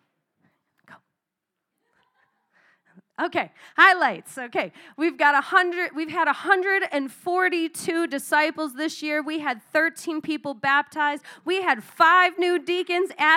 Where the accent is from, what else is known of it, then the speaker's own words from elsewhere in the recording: Arizona, United States; moved away; I come from Arizona